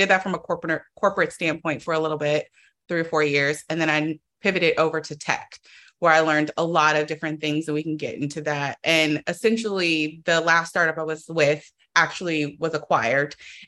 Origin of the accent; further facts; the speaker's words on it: Oakland, California, United States; I'm from Oakland, so I'm from the Bay Area.